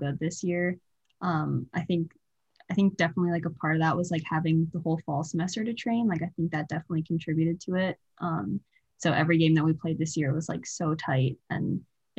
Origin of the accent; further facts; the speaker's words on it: New Jersey, United States; moved away as an adult; now in Iowa, United States; I'm from New Jersey